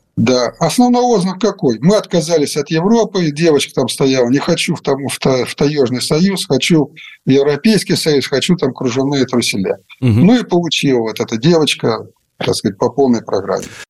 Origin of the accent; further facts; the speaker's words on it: Russia; moved away; also born or lived in Ukraine; я сейчас в России, и вы не забывайте, что я родился в России